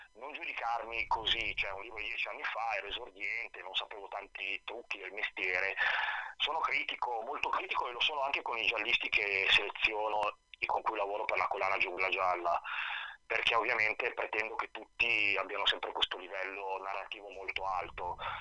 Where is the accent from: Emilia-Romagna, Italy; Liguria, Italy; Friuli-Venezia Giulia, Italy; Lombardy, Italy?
Lombardy, Italy; Milan; moved away as an adult; now in Bergamo, Italy; a Milano, sono cresciuto, nato a Milano, vissuto a Milano 42 anni, sono da 5 anni a Bergamo